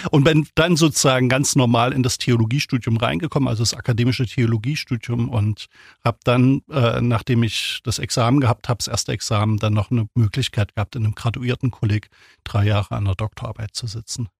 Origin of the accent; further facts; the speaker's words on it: Thuringia, Germany; now in Ulm, Germany; Ich bin aufgewachsen in Thüringen, also damals in der DDR, 1971 geboren